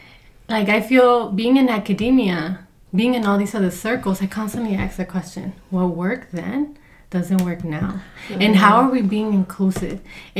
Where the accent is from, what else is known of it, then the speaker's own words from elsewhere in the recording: Compton, California, United States; because I come from Compton, I didn't grow up in a predominantly Latino community. I grew up with African Americans.